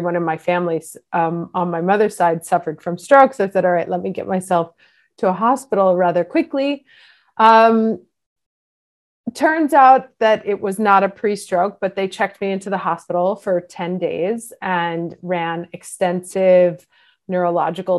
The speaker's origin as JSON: {"language": "English", "region": "New York", "country": "United States", "tie": "born or raised there", "moved": "as an adult", "lives_now": "Milan, Italy", "said": "I grew up in New York. I moved to Milan when I was 24."}